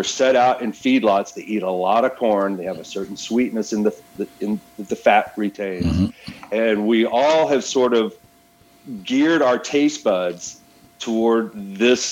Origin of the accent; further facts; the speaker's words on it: Texas, United States; being a Texan